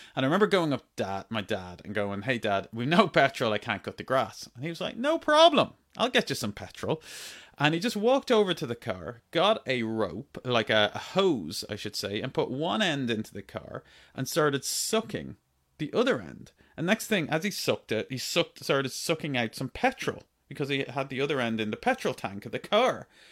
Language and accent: English; Ireland; When I was growing up in Ireland, I grew up on a farm